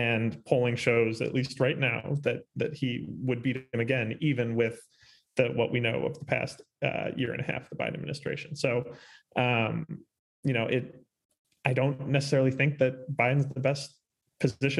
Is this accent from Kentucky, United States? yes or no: no; Chicago, Illinois, United States; I'm from Chicago.